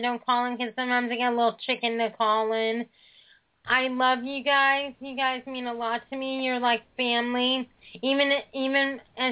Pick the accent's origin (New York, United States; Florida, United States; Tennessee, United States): Florida, United States; Tampa; I'm from Tampa